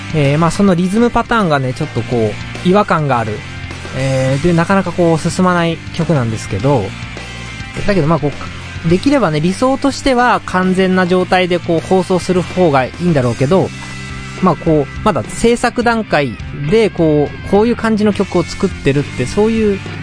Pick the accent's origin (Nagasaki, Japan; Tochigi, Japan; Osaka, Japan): Tochigi, Japan; 地元の栃木で、えー、ゆっくりしてました